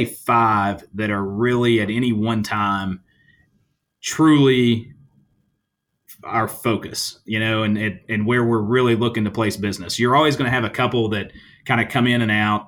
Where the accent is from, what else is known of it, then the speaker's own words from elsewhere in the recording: Halls, Tennessee, United States; I'm from Halls, which is just outside of Knoxville